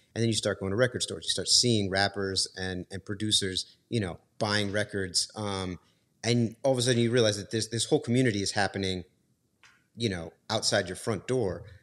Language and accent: English; New York, United States; I, I grew up in New York. My, my mom moved there, um, when I was five years old